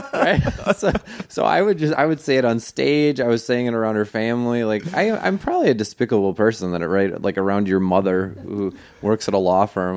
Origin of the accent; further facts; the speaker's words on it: New York, United States; I grew up in New York